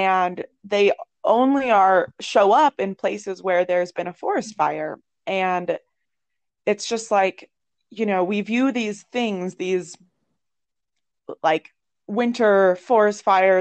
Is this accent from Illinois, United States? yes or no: no; Ohio, United States; moved away; I'm from Ohio. It's like gloomy town up there